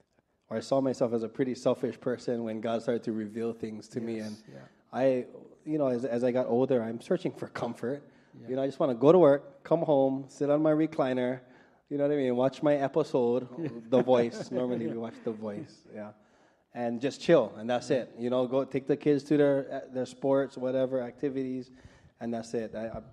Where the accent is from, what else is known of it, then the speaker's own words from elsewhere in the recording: Aiea, Hawaii, United States; I'm from Aiea, that's why. A-town.